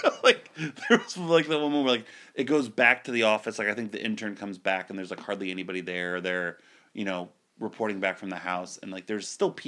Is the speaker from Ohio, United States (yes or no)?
yes; Akron, Ohio, United States; my hometown newspaper doesn't even run every day anymore. The Akron Beacon Journal